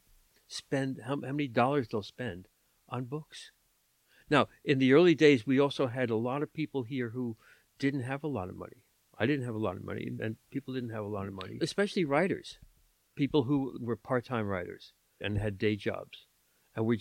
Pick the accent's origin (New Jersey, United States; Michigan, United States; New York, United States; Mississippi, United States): New York, United States; New York City; moved away as an adult; also born or lived in Washington, D.C.; now in Lenox, United States; I was from New York